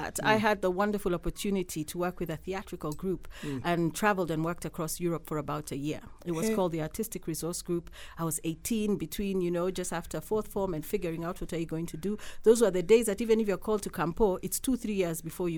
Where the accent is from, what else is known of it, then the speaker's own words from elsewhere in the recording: Nairobi, Kenya; also born or lived in Gilgil, Kenya; I was born in Gilgil